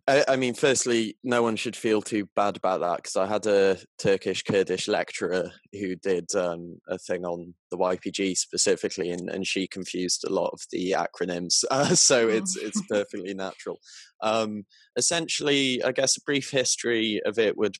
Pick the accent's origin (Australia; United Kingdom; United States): United Kingdom; Southwest Wales; I'm from Southwest Wales in the UK